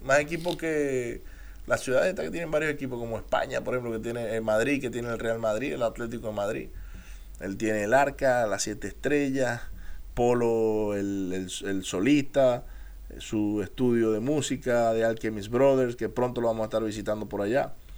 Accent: Maracaibo, Zulia, Venezuela; accent: maracucho; moved away; also born or lived in United States; Yo soy americano de nacimiento, soy venezolano de crecimiento y de corazón y si me lo notan el acento, pueden decir que soy maracucho

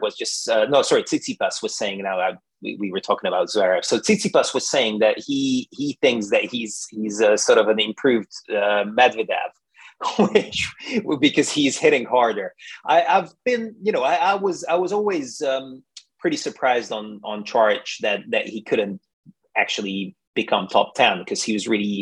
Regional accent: Budapest, Hungary; moved away as an adult; also born or lived in London; now in United Kingdom; I'm Hungarian. I'm from Budapest

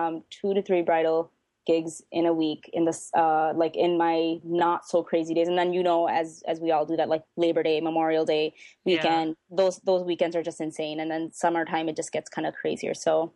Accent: Pakistan; I say this with a laugh because I'm Pakistani, so I'm like, whatever, I can say this.

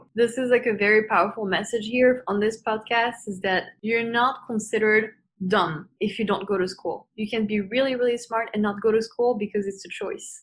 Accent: Canada; it's not really something that we grew up with in Western culture, especially not in Canada

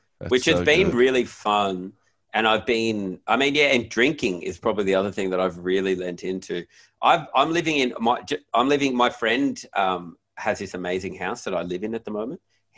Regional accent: Nowra, New South Wales, Australia; I never really mentioned I'm from Nowra, but now it's gotten out.

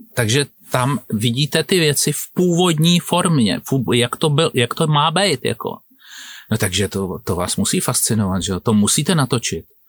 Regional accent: Prague, Czechia; also born or lived in Plzeň Region; jako Pražák, 15-letý chlapec, jsem jezdil na chalupu

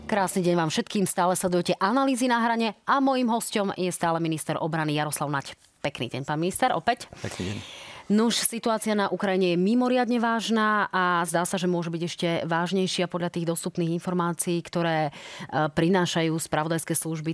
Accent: Slovakia; my doma na Slovensku

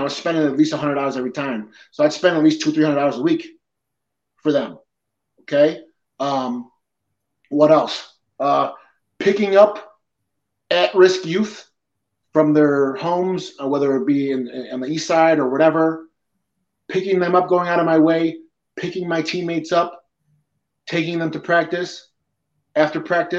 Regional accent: Peñuelas, Puerto Rico; born there; I'm Puerto Rican. I was born in Peñuelas, okay?

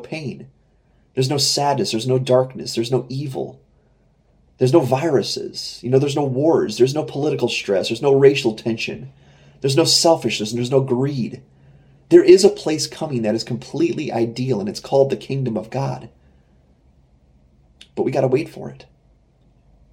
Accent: United States; I'm an American

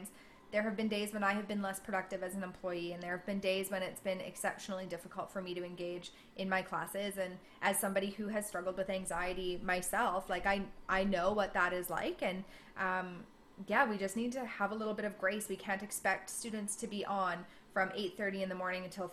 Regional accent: Canada

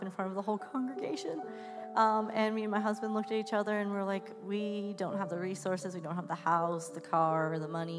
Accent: West Coast, United States; now in Pittsburgh, United States; I grew up on the West Coast.

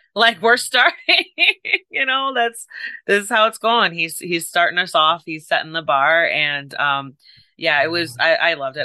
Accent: Chicago, Illinois, United States; I'm from Chicago area

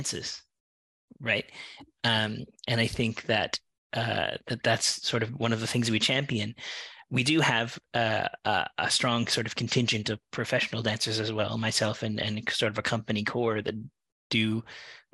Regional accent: Newfoundland and Labrador, Canada; moved away as an adult; now in Vancouver, Canada; I'm originally from Newfoundland, and I moved out here

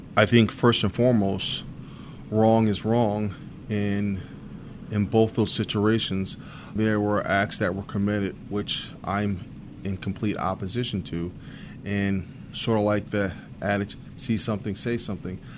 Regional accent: Bridgeport, Connecticut, United States; also born or lived in Rhode Island / New London, Connecticut; I was born and raised in Bridgeport, Connecticut, where I attended uh, elementary and high school

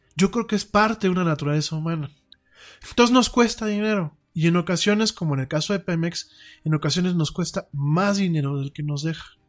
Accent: Mexico; en México tenemos muchos talentos

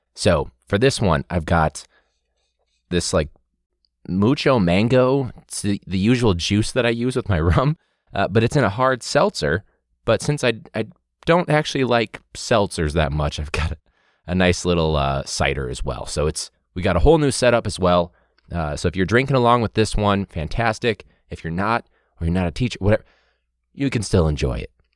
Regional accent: Chicago, Illinois, United States; we're from Chicago

